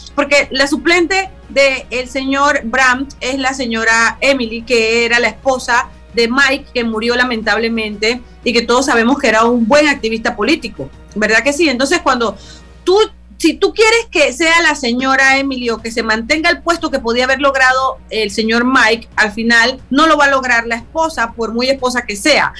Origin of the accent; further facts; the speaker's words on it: San Miguelito, Panamá Oeste, Panama; also born or lived in El Chorrillo, Panama City; siendo una persona que vengo de San Miguelito y que nací en el Chorrillo